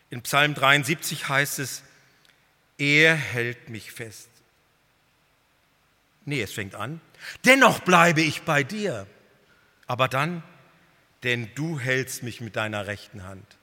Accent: North Germany, Germany; Also ich als Norddeutscher, ich war total überwältigt.

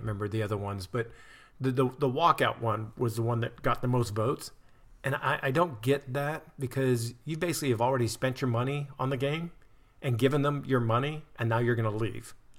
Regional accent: United States; as an American, I've been over there

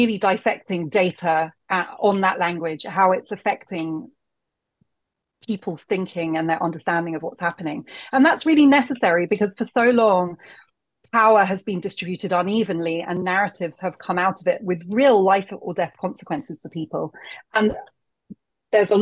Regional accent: United Kingdom; as a young Black woman growing up in Britain

